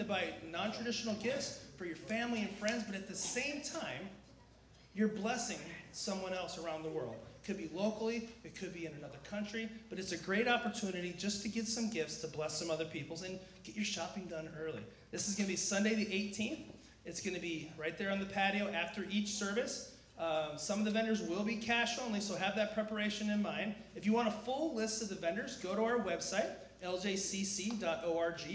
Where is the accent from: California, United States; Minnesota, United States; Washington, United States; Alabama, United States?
California, United States; San Diego; born and raised in San Diego, lived here my whole life, too gorgeous to ever leave